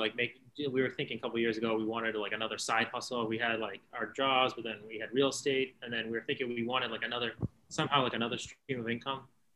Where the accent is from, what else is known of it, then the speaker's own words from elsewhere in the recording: Boston, Massachusetts, United States; also born or lived in West Roxbury / Walpole, Massachusetts / Washington, D.C.; I'm from Boston. I grew up in Rosendale and moved around a couple times to Stroxbury. Then I situated in Walpole